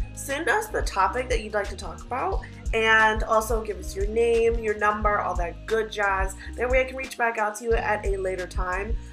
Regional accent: Virginia, United States; moved away; I'm from Virginia.

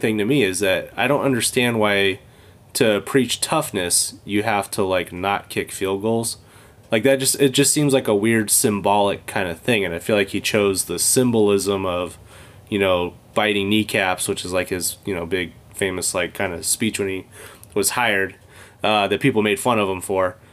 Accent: California, United States; moved away as an adult; now in Michigan, United States; I grew up in California

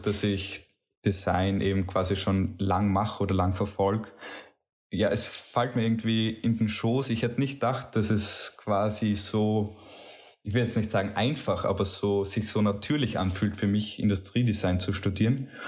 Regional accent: Bruck an der Mur, Styria, Austria; now in Graz, Austria; Ich bin kein gebürtiger Grazer, sondern komme aus einem Bergdorf, nämlich Bruck an der Mur

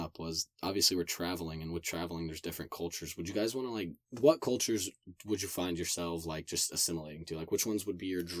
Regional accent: United States; As an American

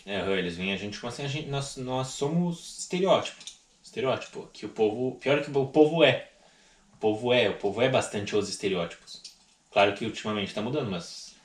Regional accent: Rio Grande do Sul, Brazil; eu sou gaúcho.

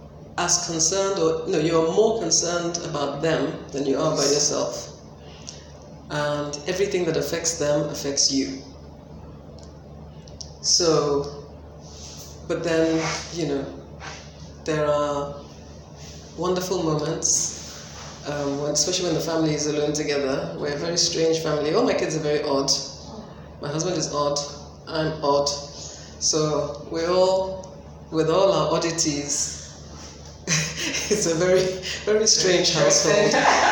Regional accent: Lagos, Nigeria; I'm from Lagos State. Okay. Born and bred.

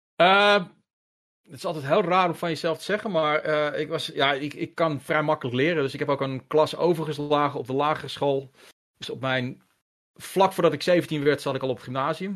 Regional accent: Haarlem, North Holland, Netherlands; also born or lived in Hengelo; now in Heiloo, Netherlands; ik noem mezelf een Haarlemmer. Mm Alhoewel ik nu sinds kort in Heilo woon, maar ik ben een Haarlemmer. Ik heb daar 35 jaar van mijn leven doorgebracht. En eigenlijk vanaf mijn lagere school, derde klas lagere school

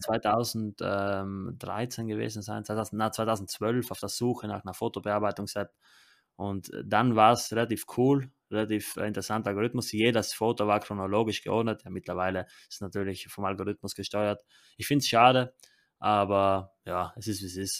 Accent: Italy; bei uns in Italien

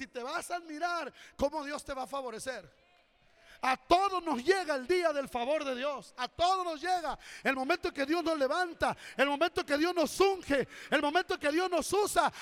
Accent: Corinto, Guerrero, Mexico; also born or lived in Acapulco; Yo nací en la Sierra de Guerrero, en la vil pobreza

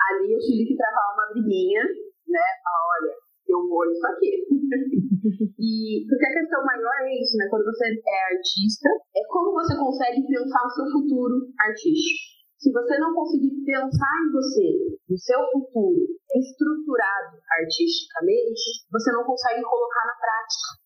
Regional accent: Piraquara, Paraná, Brazil; now in Curitiba, Brazil; como eu sou de Piraquara, né, em específico, eu, e agora, hoje eu estou aqui no centro de Curitiba

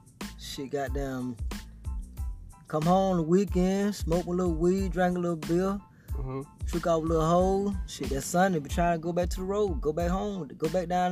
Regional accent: Griffin, Georgia, United States; I'm from Griffin, man.

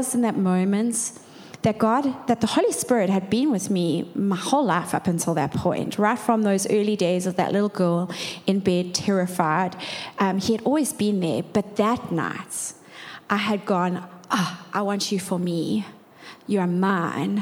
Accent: Durban, KwaZulu-Natal, South Africa; We grew up in Durban North

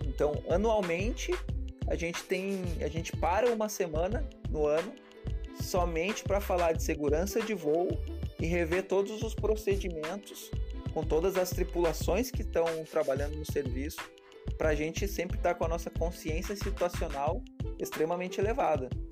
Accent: Serra Catarinense, Santa Catarina, Brazil; eu sou da Serra Catarinense

